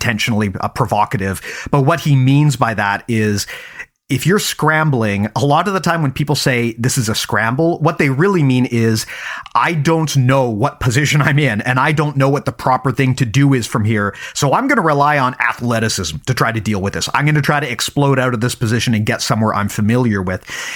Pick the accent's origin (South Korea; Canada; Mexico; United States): Canada; also born or lived in Vancouver, British Columbia; I'm Canadian, right? Yeah. I live in Vancouver, yeah. BC